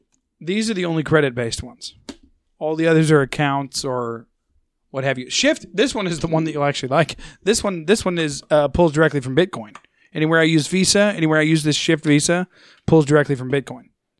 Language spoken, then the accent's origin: English; United States; I'm an American.